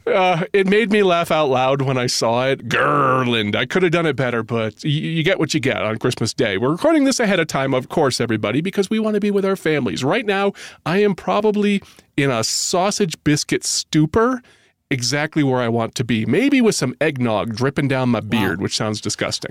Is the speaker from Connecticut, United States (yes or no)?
yes; Connecticut, United States; I'm from Connecticut